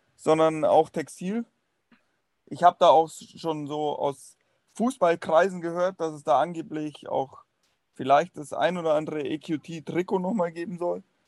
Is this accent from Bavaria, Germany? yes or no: yes; Munich, Bavaria, Germany; Sage ich jetzt auch als Münchner